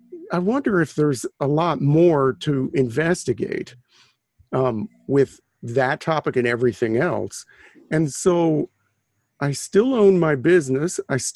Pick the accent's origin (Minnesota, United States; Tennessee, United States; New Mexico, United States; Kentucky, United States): New Mexico, United States; also born or lived in Sao Paulo, Brazil; I grew up in New Mexico, which is the United States. It's in the U.S. It's the 47th state admitted to the Union in 1912. And I grew up in the deserts of New Mexico